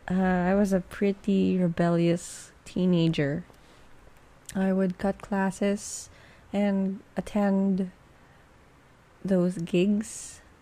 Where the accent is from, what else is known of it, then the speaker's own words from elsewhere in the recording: Philippines; I am based from the Philippines. Yan, nagtagalog na ako. And I'm a Filipina.